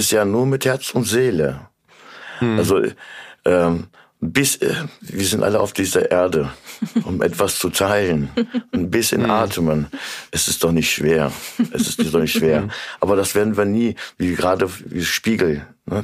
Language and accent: German; Korbach, Hesse, Germany; now in Kassel, Germany; komme eigentlich ursprünglich aus Korbach. Es ist mhm. meine Heimat